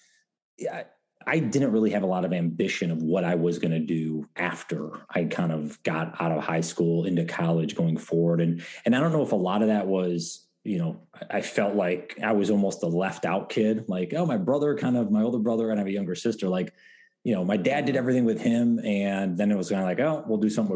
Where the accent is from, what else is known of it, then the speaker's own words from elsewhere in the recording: Endicott, New York, United States; IBM originated in my hometown of Endicott, New York.